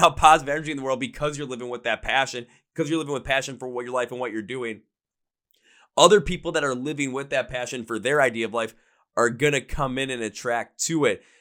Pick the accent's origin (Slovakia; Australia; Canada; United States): United States; Milwaukee, Wisconsin; I'm from Milwaukee, Wisconsin